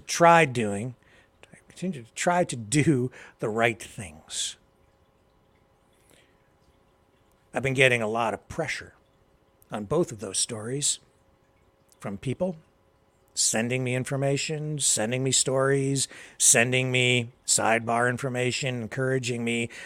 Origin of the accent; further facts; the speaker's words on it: Canada; I am a Canadian. I live here.